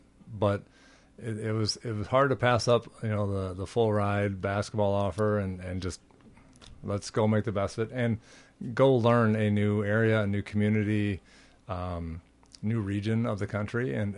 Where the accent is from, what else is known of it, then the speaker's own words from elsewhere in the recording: Minneapolis, Minnesota, United States; No, I'm from Minneapolis.